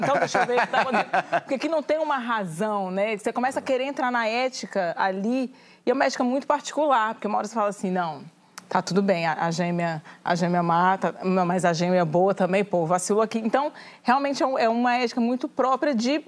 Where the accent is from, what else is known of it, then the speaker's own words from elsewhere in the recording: Brasília, Federal District, Brazil; moved away; also born or lived in Goiás; eu sou do Goiás, mas eu cresci em Brasília.